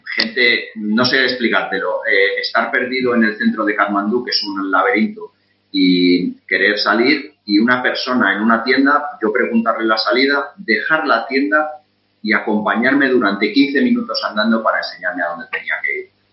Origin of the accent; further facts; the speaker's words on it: Spain; moved away as an adult; now in Qatar; como español y muy español eh, que soy, y muy orgulloso de ser español